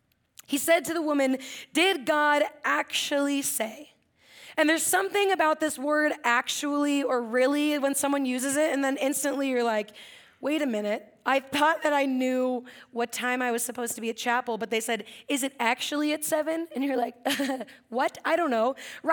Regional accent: Atascadero, California, United States; For those of you over here, I think you know I grew up in Atascadero. Yeah, do you guys know Atascadero?

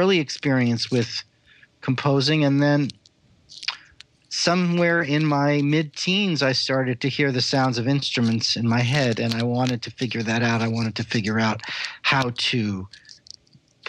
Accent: Los Angeles, California, United States; also born or lived in Israel / Paris; I was raised in Los Angeles

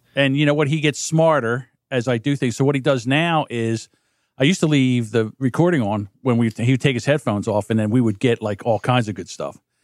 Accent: New Jersey, United States; I'm from New Jersey

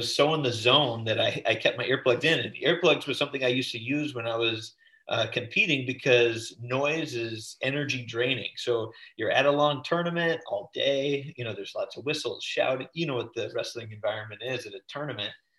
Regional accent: Oregon, United States; I grew up in Oregon, the middle division

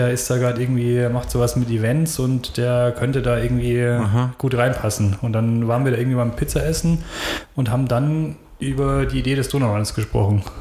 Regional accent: Ingolstadt, Bavaria, Germany; born there; Schon, ja. Ich bin gebürtiger Schanzer tatsächlich, ja.

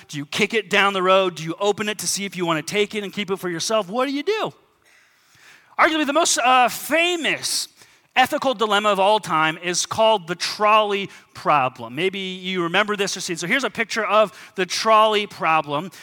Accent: United States; As American Christians

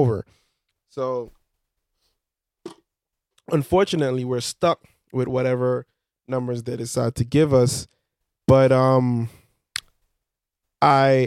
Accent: Belize; where I'm from Belize

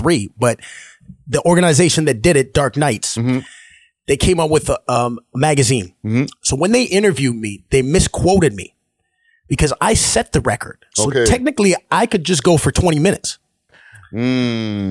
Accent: Sarnia, Ontario, Canada; also born or lived in Saskatchewan / Sault Ste. Marie, Ontario; I grew up in Sarnia, which is less than an hour from Detroit

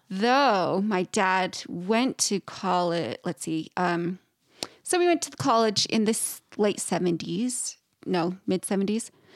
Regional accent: Idaho, United States; I'm originally from Idaho

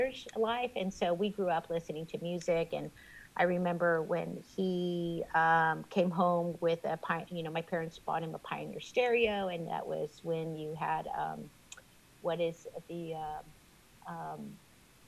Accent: Robstown, Texas, United States; I grew up in Robstown.

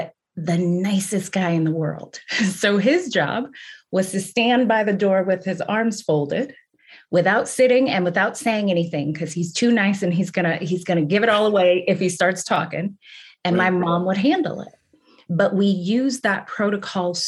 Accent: Kansas City, Missouri, United States; moved away as an adult; also born or lived in Boston / Las Vegas; I grew up in the Midwest, right? I'm from Kansas City

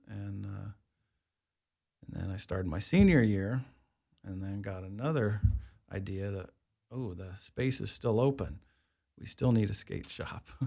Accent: Wichita, Kansas, United States; moved away as an adult; also born or lived in Colorado; I grew up in Kansas

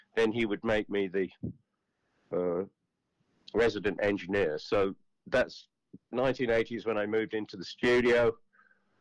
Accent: Kettering, East Midlands, United Kingdom; also born or lived in Harrogate, Yorkshire; now in New York, United States; I was born in Yorkshire, in Harrogate, in Yorkshire, back in the 50s. I was only there for about 3 years, and then when I was about three or four, my parents moved to Kettering, which is in the Midlands, about 95 miles north of London. And I grew up there for the most part.

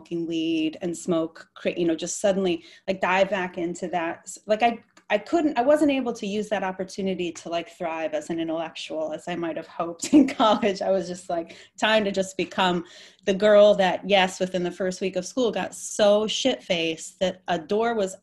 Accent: Michigan, United States; moved away as an adult; I grew up in the Midwest in Michigan

